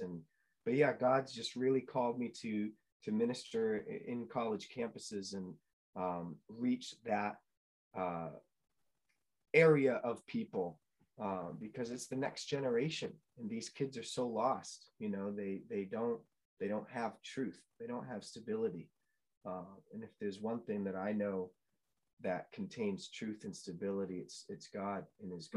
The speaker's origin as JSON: {"language": "English", "region": "New Hampshire", "country": "United States", "tie": "born or raised there", "also_born_or_lived": "Chicago, Illinois", "said": "I grew up in New England. Uh, I'm a New England native. I was born in Chicago, um, but got swiftly pulled up and moved to New Hampshire"}